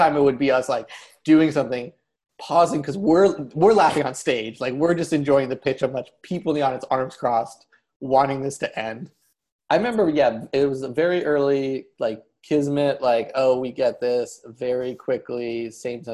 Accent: Ohio, United States; we're both from Ohio

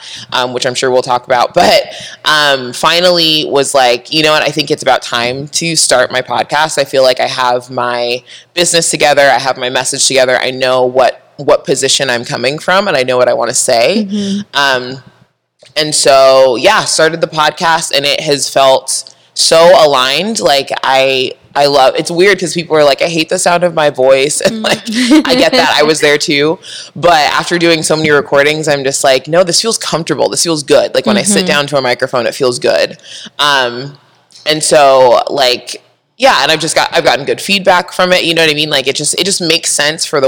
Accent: San Diego, California, United States; I grew up in Southern California, San Diego

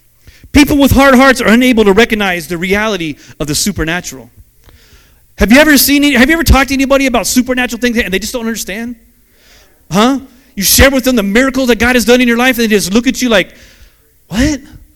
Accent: Ireland; I still can tend to be a very selfish person. Amen? Because I'm Irish. That's just how we are.

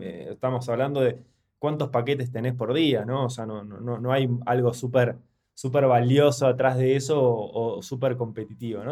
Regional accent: Argentina; moved away as an adult; now in Mexico; nosotros venimos de Argentina

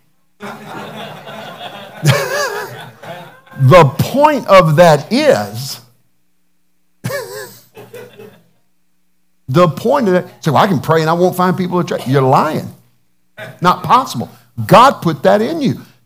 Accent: the South, United States; Being a Southerner

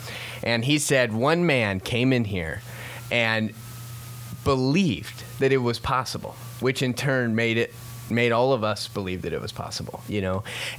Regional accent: Columbus, Ohio, United States; also born or lived in Florida; when I was born in Florida, when I was 3, we moved to Ohio. So between 3 and 9, that's when you kind of pick your teams, right? So we live in Columbus, Ohio.

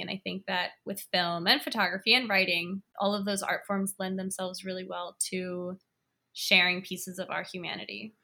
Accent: Washington, District of Columbia, United States; I was born and raised in Washington, D C, and I live in, in D C now as well

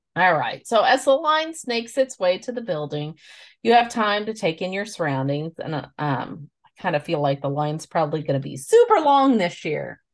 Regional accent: the Ozarks, United States; We are two sisters from the Ozarks

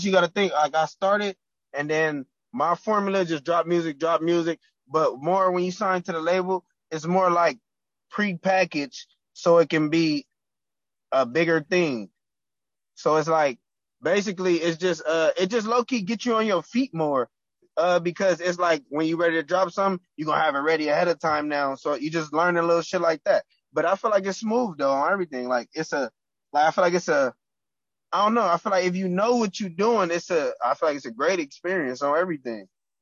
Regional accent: Compton, California, United States; I'm from Compton.

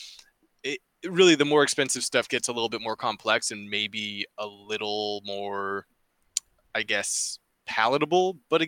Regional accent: Canada; As a Canadian

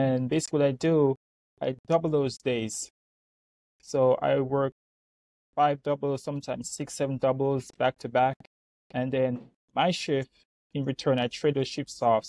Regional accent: Jamaica; now in United States; I grew up in Jamaica

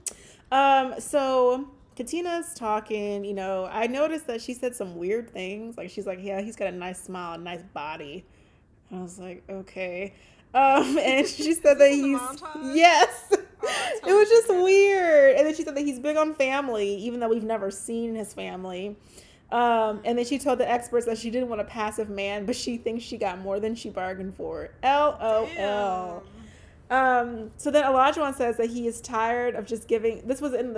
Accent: Louisiana, United States; moved away; when I went back home to Louisiana.

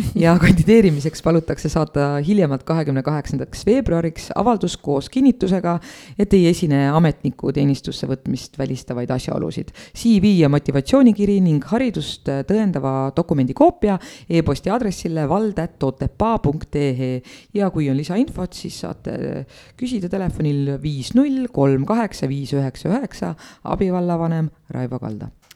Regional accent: Estonia; ma olen sündinud Eesti riiki

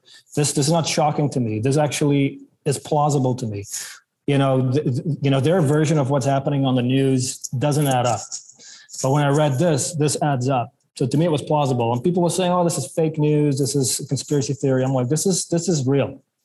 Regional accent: South Africa; born there; also born or lived in Belgium / Ontario / British Columbia; You know, I was born in South Africa, lived in Belgium, then moved to Ontario, then moved to BC, and then now it's a new country, right?

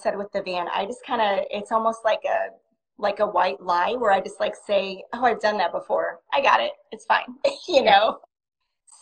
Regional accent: near Chicago, Illinois, United States; also born or lived in Texas; I was born in Texas, but I grew up in near Chicago in Illinois.

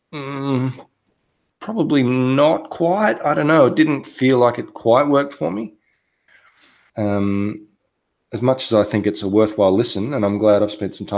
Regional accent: Australia; I'm from Australia

